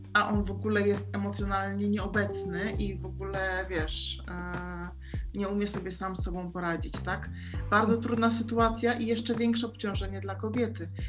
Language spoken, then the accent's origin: Polish; Poland; moved away as an adult; now in Mallorca, Spain; dlaczego ja wyjechałam z Polski